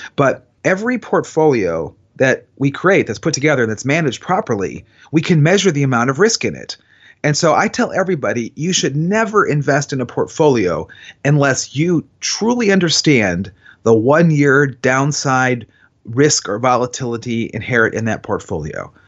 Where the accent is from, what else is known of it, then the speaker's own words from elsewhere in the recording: Cleveland, Ohio, United States; now in Columbus, United States; I'm from Cleveland